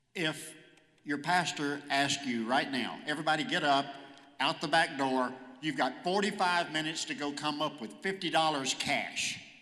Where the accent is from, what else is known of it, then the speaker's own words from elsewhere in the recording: Hooks, Texas, United States; moved away as an adult; also born or lived in Texarkana, Texas / Houston, Texas; I was born in Texarkana, Texas. Uh, grew up in Hooks, which is a small town about 14 miles outside of Texarkana